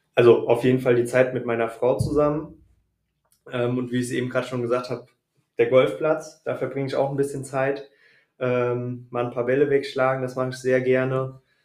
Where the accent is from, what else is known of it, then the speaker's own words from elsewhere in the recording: the Frankfurt commuter belt, Hesse, Germany; moved away as an adult; also born or lived in Wiesbaden area; now in Wiesbaden, Germany; komme ursprünglich ähm, aus dem Speckgürtel von Frankfurt und lebe jetzt seit fünf Jahren, sechs Jahren hier im Wiesbadener Raum